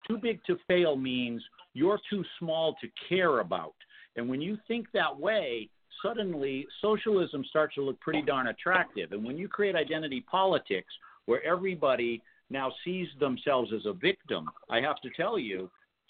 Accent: Massachusetts, United States; Massachusetts, which happens to be the state that I was born

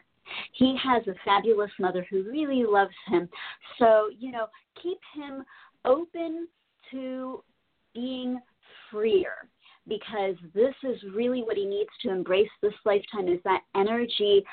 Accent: Miami-Fort Lauderdale area, Florida, United States; I was raised in the Miami-Fort Lauderdale area

